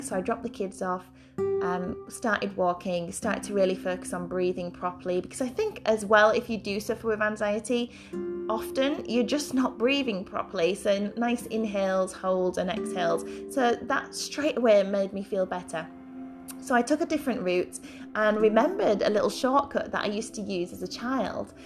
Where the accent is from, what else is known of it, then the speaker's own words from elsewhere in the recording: Yorkshire and the Humber, United Kingdom; moved away as an adult; also born or lived in London; I'm a Yorkshire born and bred girl, as you can probably tell by my accent